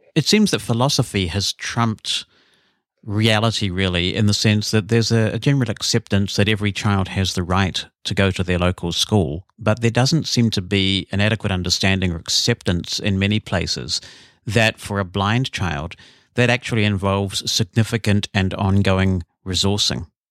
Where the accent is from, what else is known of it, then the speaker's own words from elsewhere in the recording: New Zealand; we've grown up with a lot of rugby in New Zealand